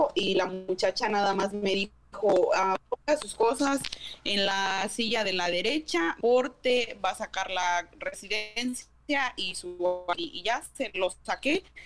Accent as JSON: {"language": "Spanish", "country": "Mexico", "tie": "born or raised there", "moved": "yes", "lives_now": "Hayward, United States", "said": "Y yo le dije que era en México"}